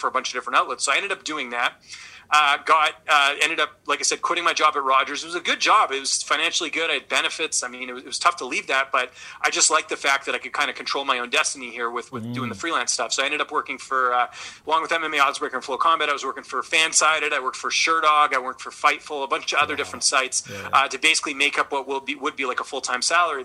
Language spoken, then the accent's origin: English; British Columbia, Canada; moved away as an adult; also born or lived in Ottawa; now in Toronto, Canada; I'm originally from British Columbia.